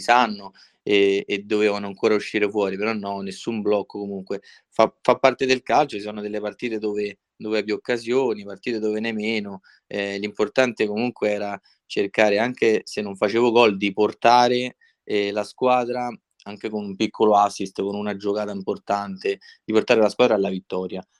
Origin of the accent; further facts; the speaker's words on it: Civita Castellana, Lazio, Italy; sono di Civita Castellana